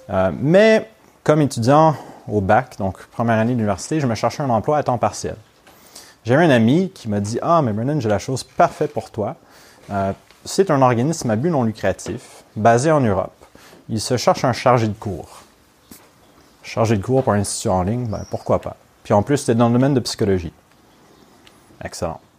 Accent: Montreal, Quebec, Canada; first language English; French is a second language; now in Lyon, France; moi je ne suis pas natif de Lyon. je suis montréalais, donc québécois, donc canadien, mais aussi anglophone.

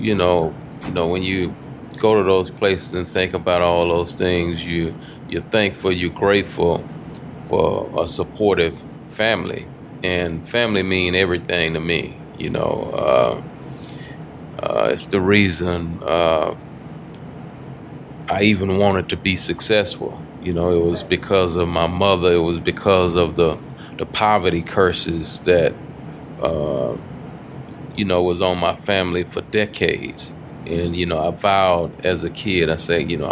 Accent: Houston, Texas, United States; growing up in Fifth Ward, you know, walking to school

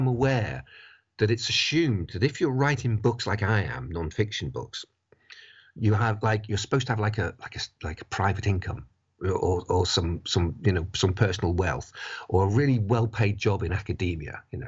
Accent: Buckley, Wales, United Kingdom; I grew up in North Wales. I went to a comprehensive school called Elvid High School in Buckley

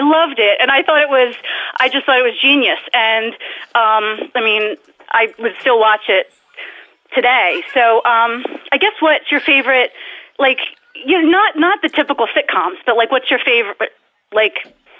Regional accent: New Jersey, United States; I'm from New Jersey.

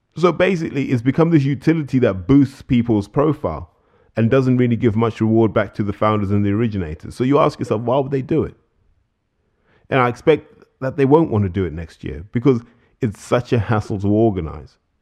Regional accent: United Kingdom; as British fans

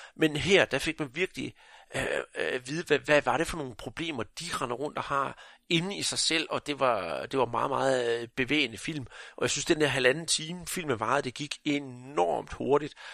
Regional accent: Jutland, Denmark; Nu er jeg jo fra Jylland

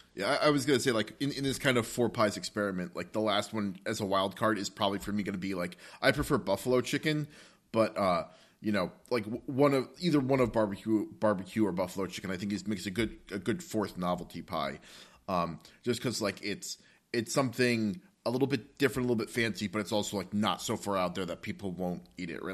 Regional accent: Northern New Jersey, United States; We're both from Northern New Jersey

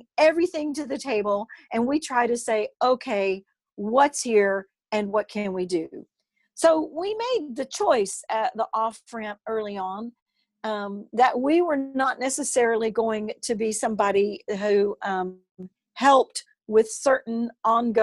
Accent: United States; I'm an American

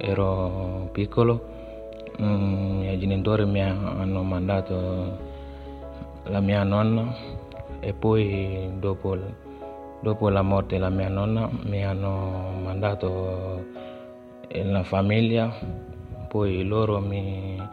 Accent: Gambia; Italian is a second language; now in Italy; vengo dalla Gambia, ho 18 anni. Io vivo in Italia ora, un anno e mezzo.

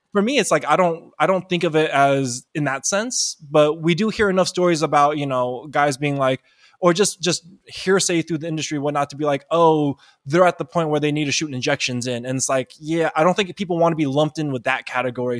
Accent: East Bay, Bay Area, California, United States; I grew up, even though I grew up in the Bay Area, I grew up in a, like, in the very deep East Bay part where there really wasn't a lot of Asians.

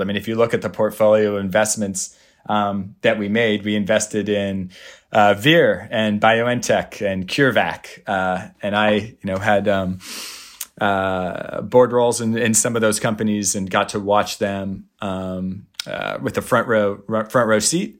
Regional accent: Puyallup, Washington, United States; I grew up, uh, actually around here in the Seattle area. I grew in, up in Puyallup, about, uh, an hour south of here

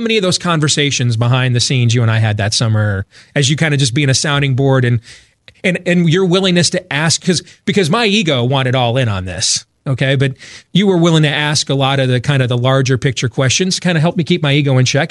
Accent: Grand Rapids, Michigan, United States; now in Des Moines, United States; I grew up in Grand Rapids, Michigan, but I was born in, in, here in Des Moines, Iowa, and that's where I raised my family now

